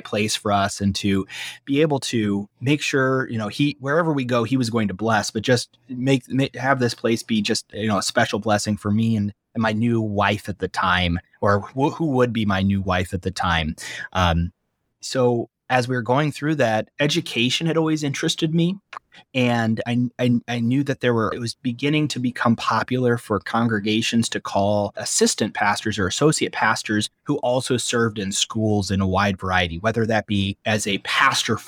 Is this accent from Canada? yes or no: no; Fort Wayne, Indiana, United States; also born or lived in Nashville, Illinois; I grew up here in Fort Wayne, I still have family here in Fort Wayne.